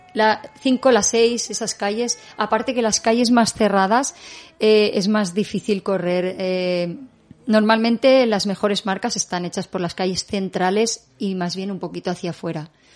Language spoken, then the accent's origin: Spanish; L'Eliana, Valencian Community, Spain; en la Eliana, en mi pueblo